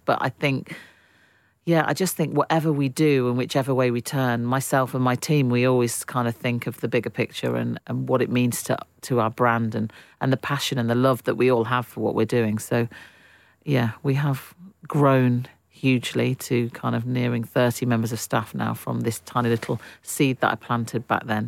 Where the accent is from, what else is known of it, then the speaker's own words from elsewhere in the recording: Derbyshire, East Midlands, United Kingdom; I grew up in Derbyshire, which was a real hub for manufacturing